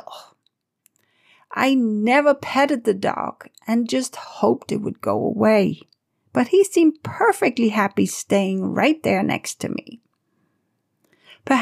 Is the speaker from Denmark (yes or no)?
yes; Denmark; moved away; This was in my home country of Denmark, where it's absolutely normal for kids to walk themselves or ride a bike to school